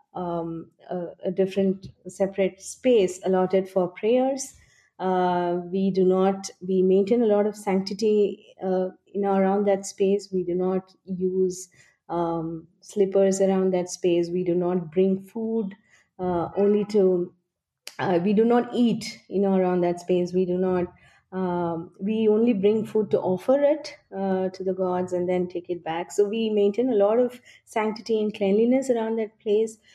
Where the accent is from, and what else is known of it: India